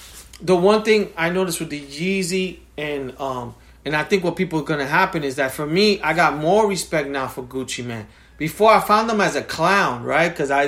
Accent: New York, United States; I was from New York.

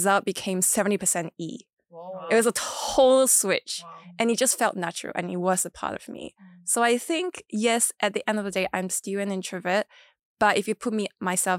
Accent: Kuching, Sarawak, Malaysia; I grew up in Borneo, which is very different from West Malaysia

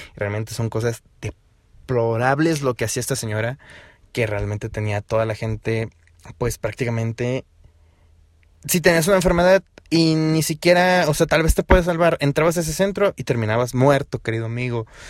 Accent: Hidalgo, Mexico; Aquí en mi estado, en Hidalgo, porque soy de Hidalgo

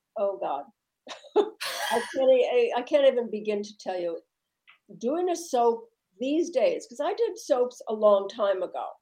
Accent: Midwest, United States; I'm from the Midwest

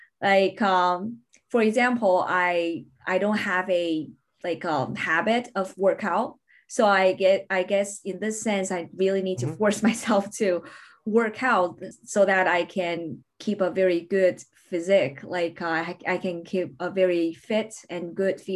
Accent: Beijing, China; moved away as an adult; also born or lived in Newcastle, United Kingdom / London, United Kingdom; I relocated to Beijing, which means basically my hometown

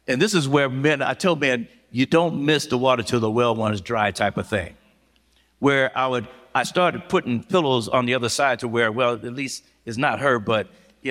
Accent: Los Angeles, California, United States; moved away; I'm born and raised in South Central Los Angeles

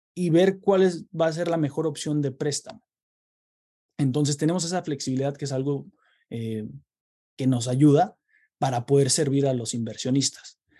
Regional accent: Querétaro, Mexico; moved away as an adult; now in United States; yo soy originario de Querétaro, eh, México, y eh, llevo en Estados Unidos ocho años, ya casi nueve

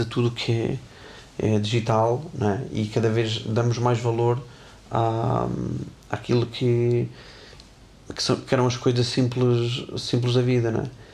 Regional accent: Tarouca, Norte, Portugal; moved away; also born or lived in Porto; eu sou de Tarouca, Conselho do Distrito de Viseu, onde eu, nos primeiros anos em que estudei numa academia, eu nem professor de clarinete tinha

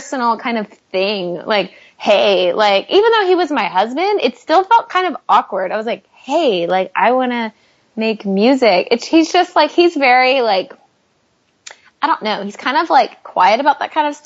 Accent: Tyler, Texas, United States; our hometown of Tyler, Texas

